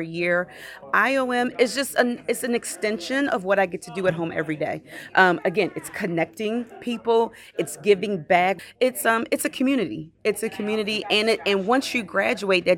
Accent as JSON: {"language": "English", "town": "Baltimore", "region": "Maryland", "country": "United States", "tie": "born or raised there", "moved": "as an adult", "lives_now": "Bethesda, United States", "said": "I grew up in Baltimore City, so very, very heavily populated, very urbanized area."}